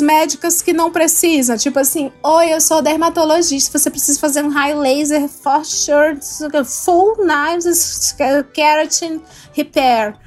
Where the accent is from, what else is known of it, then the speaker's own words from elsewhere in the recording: Ceará, Brazil; moved away; eu sou do Ceará